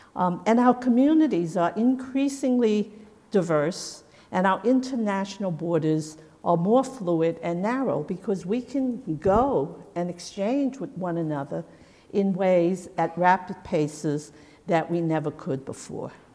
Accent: United States; as an American

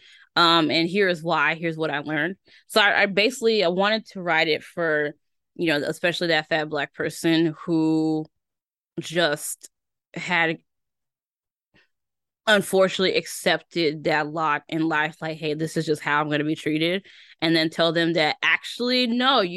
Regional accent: Tennessee, United States; moved away; also born or lived in Chicago; I was born in Tennessee

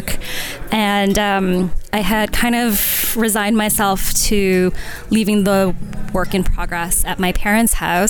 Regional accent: Canada; I was born and raised in Canada

